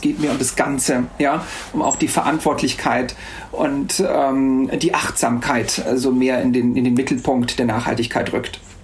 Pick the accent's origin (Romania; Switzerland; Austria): Austria; also born or lived in Salzburg; bei uns in Österreich